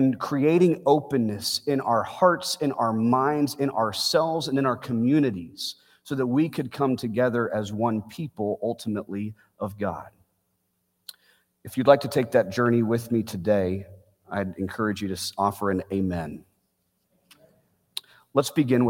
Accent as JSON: {"language": "English", "town": "Bedford", "region": "Texas", "country": "United States", "tie": "born or raised there", "said": "Beth Israel Synagogue is a 12-minute drive from the home that I grew up in Bedford, Texas"}